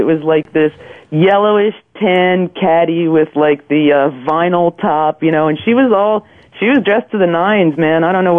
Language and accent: English; Cherry Hill, New Jersey, United States; I grew up in Cherry Hill, New Jersey